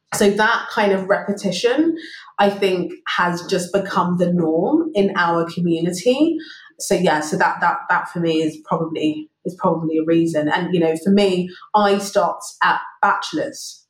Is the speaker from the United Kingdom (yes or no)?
yes; London, United Kingdom; moved away as an adult; also born or lived in Brixton, London; now in Singapore; So, so Wimbledon is home for me and it's where I grew up